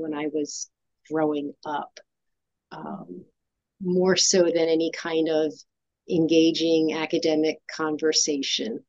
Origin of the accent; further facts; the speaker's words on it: about an hour north of Philadelphia, Pennsylvania, United States; I grew up about an hour north of Philadelphia